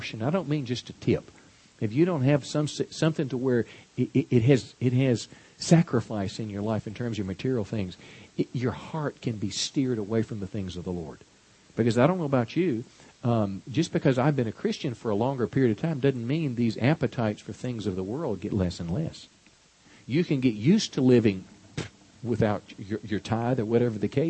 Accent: United States; we as American people

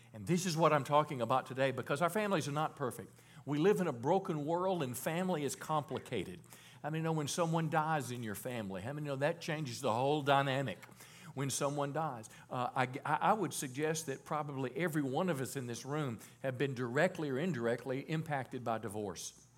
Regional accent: Mississippi, United States; moved away; I was born in Mississippi

